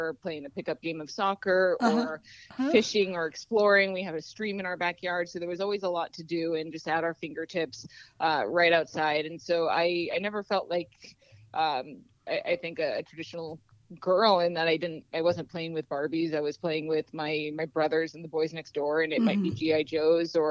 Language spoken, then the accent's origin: English; Anchorage, Alaska, United States; I grew up in Anchorage